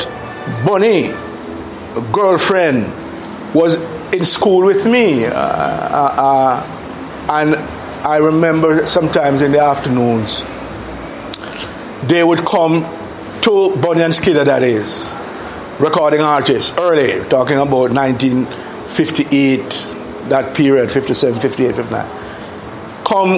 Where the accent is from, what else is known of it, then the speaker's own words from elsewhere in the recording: Kingston, Jamaica; So we moved from West Kingston all the way over to East Kingston. And I grew up in Raytown, Rallington Town, Franklin Town, Vineyard Town.